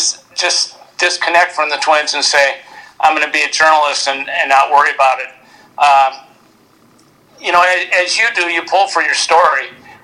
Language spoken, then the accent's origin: English; Midwest, United States; I have an affinity for the Cardinals because we had so many close connections growing up in the Midwest with the Cardinals.